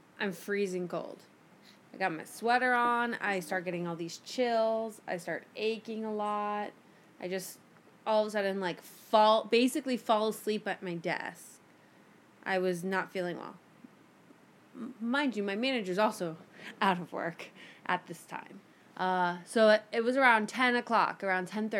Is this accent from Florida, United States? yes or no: yes; Miami, Florida, United States; moved away; go home to Miami